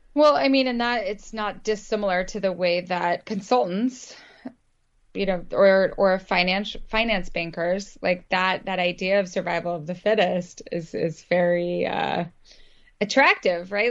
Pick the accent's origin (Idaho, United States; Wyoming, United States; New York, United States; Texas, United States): Idaho, United States; moved away; also born or lived in Vermont; I grew up in Idaho